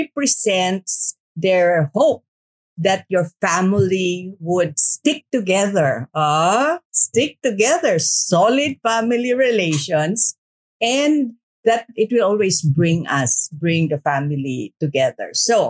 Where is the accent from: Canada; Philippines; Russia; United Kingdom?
Philippines; Jolo, Bangsamoro; When growing up in Holo, we had a very vibrant Chinese community.